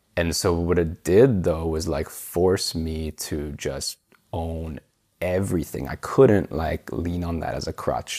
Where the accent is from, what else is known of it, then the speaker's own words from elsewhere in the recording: Vancouver, British Columbia, Canada; moved away as an adult; also born or lived in Copenhagen; growing up in Canada